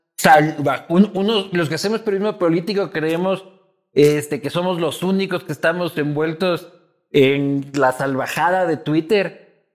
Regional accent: Ecuador

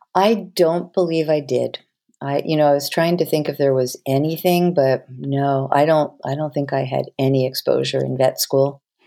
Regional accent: Havertown, Pennsylvania, United States; also born or lived in Philadelphia; I was Born in Philly, scooped back to Havertown, Pennsylvania within a few days, and I grew up in Havertown, right outside of Philly.

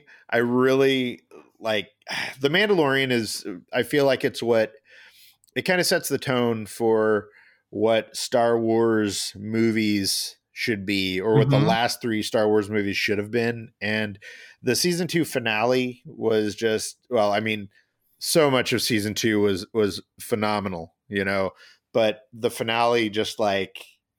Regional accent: Illinois, United States; I was a kid growing up in Illinois in the 90s when this was happening.

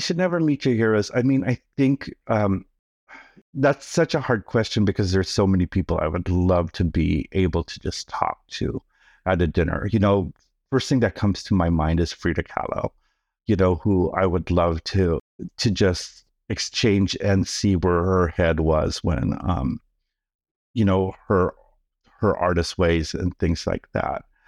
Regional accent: Oakland, California, United States; born or raised there; first language Tagalog; English is a second language; also born or lived in Manila, Philippines

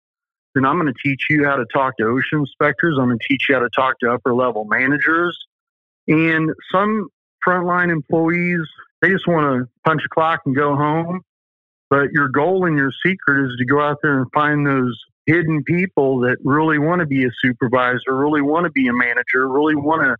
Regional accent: the South, United States; accent: southern; There's my southern accent coming

